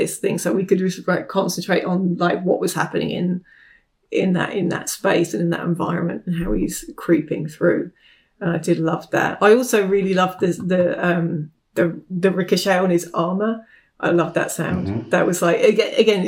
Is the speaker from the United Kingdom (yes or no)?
yes; United Kingdom; moved away as an adult; now in United States; I'm not American. I'm from the UK